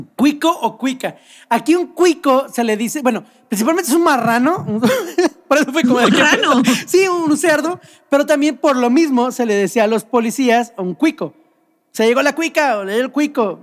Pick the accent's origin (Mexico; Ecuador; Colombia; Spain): Mexico; nuestro país